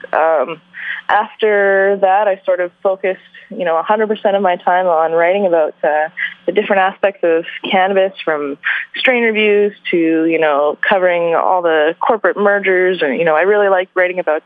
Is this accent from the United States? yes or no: no; Vancouver, British Columbia, Canada; also born or lived in Calgary; I was born and raised in Vancouver